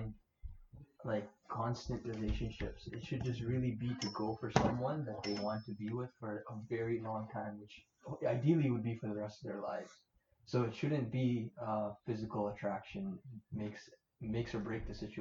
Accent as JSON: {"language": "English", "town": "Toronto", "region": "Ontario", "country": "Canada", "tie": "born or raised there", "said": "we grew up in Scarborough"}